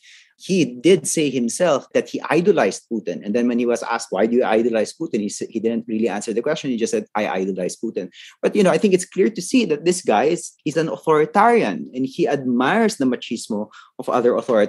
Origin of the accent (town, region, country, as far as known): Philippines